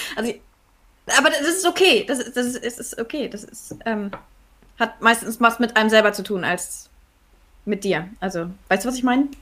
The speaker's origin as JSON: {"language": "German", "region": "Northern Germany", "country": "Germany", "said": "ich komme aus Norddeutschland"}